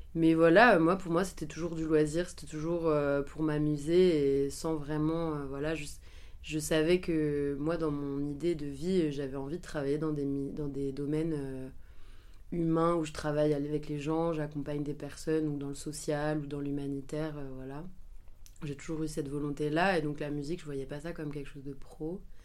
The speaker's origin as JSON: {"language": "French", "town": "Angers", "region": "Pays de la Loire", "country": "France", "said": "Je suis originaire d'Angers"}